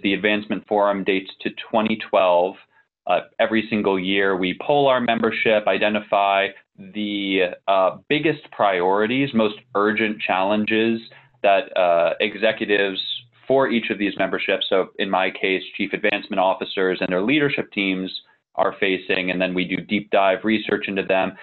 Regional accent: Northern Virginia, United States; also born or lived in New Jersey; I grew up a little bit in New Jersey, primarily in Northern Virginia.

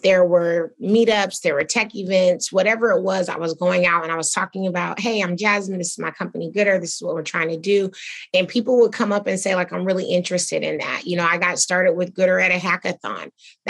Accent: Atlanta, Georgia, United States; I think, you know, I was from Atlanta, so of course I wanted to create more jobs here.

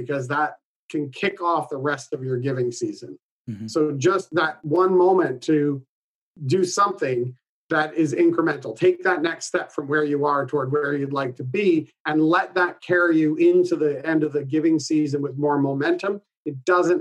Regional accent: Canada; I'm Canadian

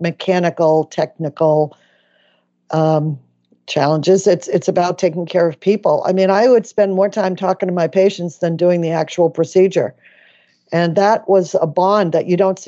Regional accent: Medford, Massachusetts, United States; I come from a large family in Boston. I grew up in Medford, Massachusetts

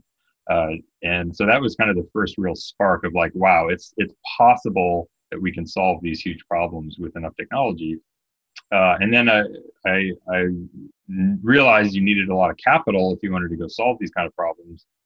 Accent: Canada; I'm Canadian

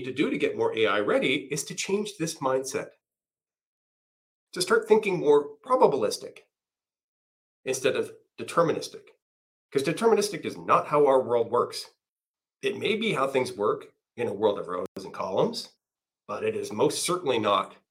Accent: Canada; I'm Canadian

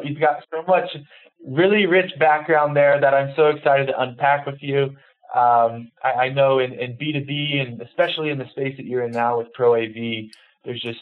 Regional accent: Texas, United States; being a Texan by birth

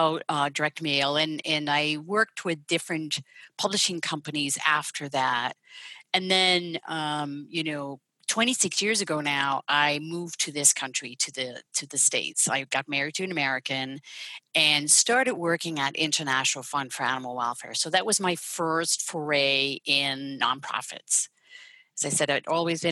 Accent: Netherlands; moved away; I'm Dutch. So I was born and raised there

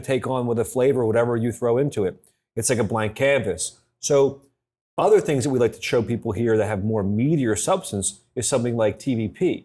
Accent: Philadelphia, Pennsylvania, United States; moved away; I was born in Philadelphia

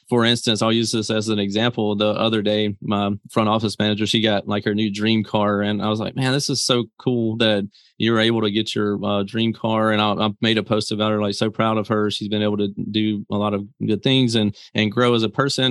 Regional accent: Mississippi, United States; I come from Mississippi

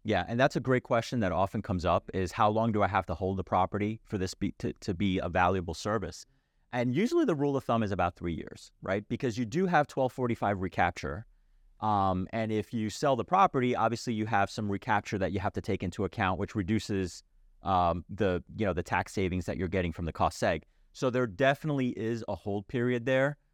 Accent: New Jersey, United States; my home state of New Jersey

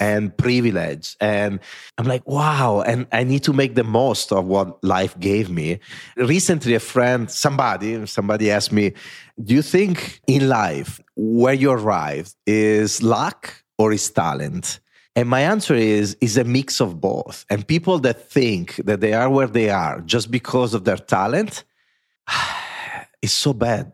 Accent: Italy; accent: Italian; English is a second language; moved away as an adult; now in New York City, United States; I am an Italian that grew up in Italy with parents that never took a plane

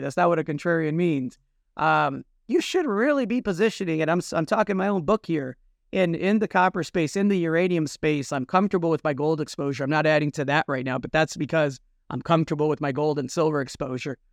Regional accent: United States; I'm Mexican American. I come from two Mexican parents from Zacatecas. I was born in this country

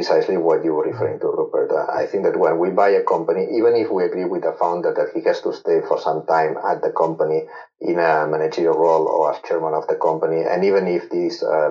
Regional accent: Barcelona, Catalonia, Spain; I'm from Barcelona

